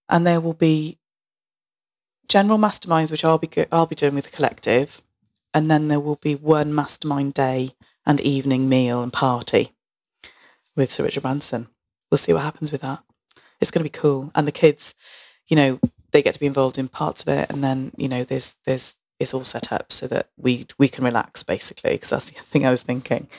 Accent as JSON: {"language": "English", "town": "Barry", "region": "Wales", "country": "United Kingdom", "tie": "born or raised there", "said": "I felt about growing up in Barry"}